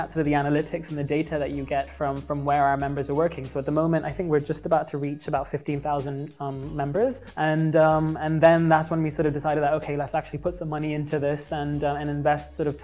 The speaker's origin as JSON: {"language": "English", "region": "Dubai", "country": "United Arab Emirates", "tie": "born or raised there", "also_born_or_lived": "London, United Kingdom / Pakistan (ancestry)", "said": "I grew up in Dubai, went to school here and high school here, moved to London"}